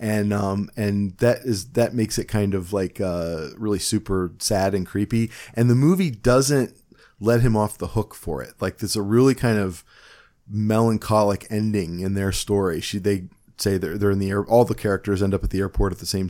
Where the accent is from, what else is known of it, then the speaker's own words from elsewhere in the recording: Cleveland, Ohio, United States; accent: Cleveland; my Cleveland accent